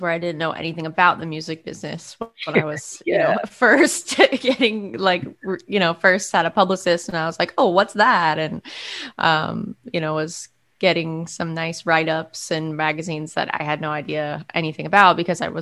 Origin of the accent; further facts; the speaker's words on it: Monument, Colorado, United States; moved away as an adult; also born or lived in New York City; now in Philadelphia, United States; I grew up in Monument, Colorado, which is a small town about 50 miles south of Denver